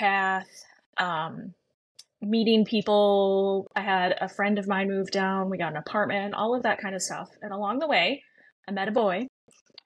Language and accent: English; Chicago, Illinois, United States; moved away as an adult; also born or lived in Nashville, Tennessee; now in Tennessee, United States; I ended up growing up in Chicago, like really growing up in Chicago